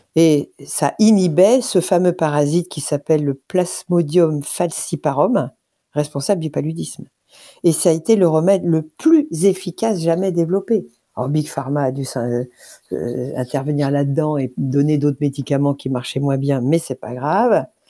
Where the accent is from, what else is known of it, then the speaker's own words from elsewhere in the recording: France; nous en tant que Français